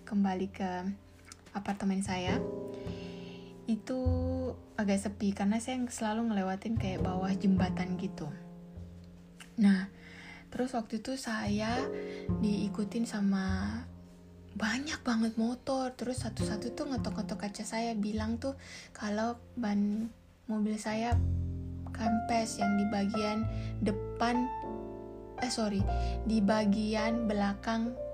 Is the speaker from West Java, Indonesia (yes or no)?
no; Makassar, South Sulawesi, Indonesia; saya akan pulang ke Makassar untuk mengurus e, semua keperluan surat-surat pernikahan saya karena saya asal Makassar, lalu kami akan menikah di Bali dan dengan WNA.